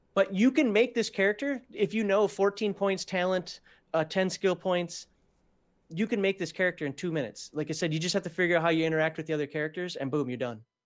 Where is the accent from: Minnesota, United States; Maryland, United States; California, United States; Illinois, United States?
Minnesota, United States; I'm from Minnesota. We wear a red flannel up there